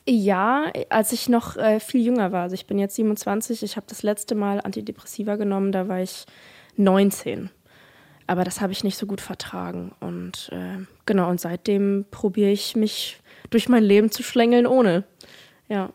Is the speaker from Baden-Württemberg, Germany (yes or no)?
yes; Offenburg, Baden-Württemberg, Germany; moved away; also born or lived in Black Forest / Mannheim; ich komme ja aus Offenburg